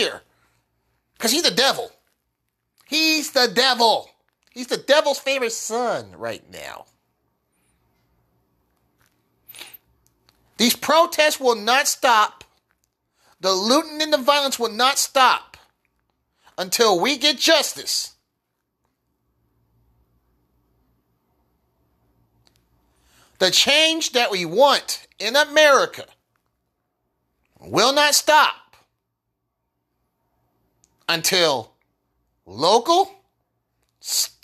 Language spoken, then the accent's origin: English; United States; I, as an American, a black American, I'm proud to be an American